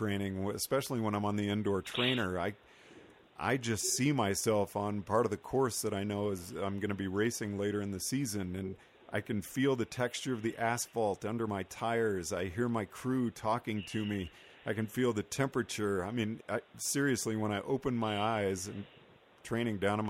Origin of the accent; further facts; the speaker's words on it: the Northwest, Pacific Northwest, United States; I am from the Northwest